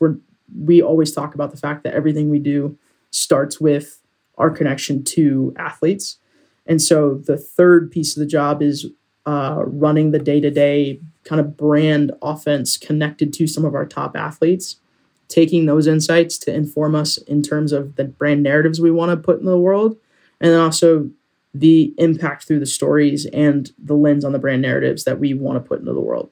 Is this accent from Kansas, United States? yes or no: no; Sacramento, California, United States; moved away; also born or lived in Pasadena, California / Colorado Springs, Colorado; I grew up in Sacramento, but was born in Pasadena